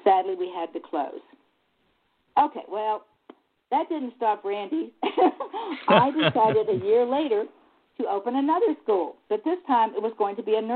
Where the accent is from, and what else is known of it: United States; also born or lived in Egypt